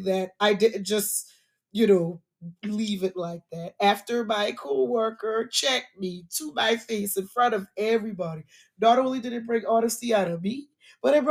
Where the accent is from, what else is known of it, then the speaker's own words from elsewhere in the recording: Charleston, South Carolina, United States; moved away as an adult; now in Atlanta, United States; Being a South Carolinian born and raised in Charleston